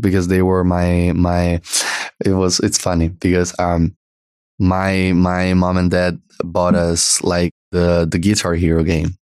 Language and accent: English; Italy; accent: Italian; English is a second language; we're Italian